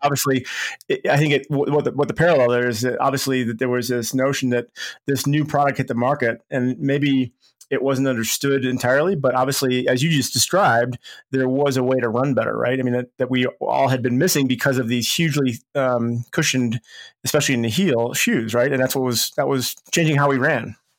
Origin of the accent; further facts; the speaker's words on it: Chicago, Illinois, United States; moved away; went back to my hometown of Chicago